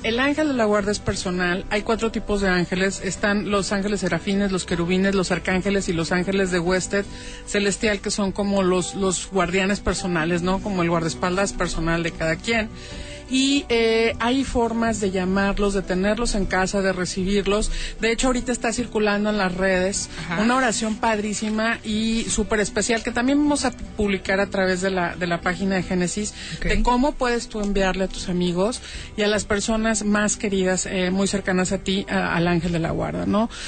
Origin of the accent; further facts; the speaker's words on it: Guadalajara, Jalisco, Mexico; yo soy tapatía con corazón regio